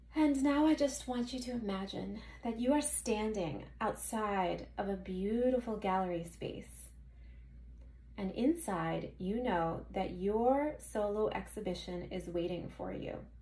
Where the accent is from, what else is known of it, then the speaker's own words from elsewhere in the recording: Philadelphia, Pennsylvania, United States; I'm from Philadelphia, so I have my studio here and I live here in the Manayunk area